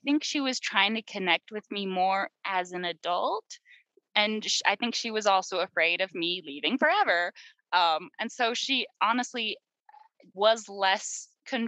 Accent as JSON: {"language": "English", "region": "Utah", "country": "United States", "tie": "born or raised there", "said": "the state I grew up in Utah"}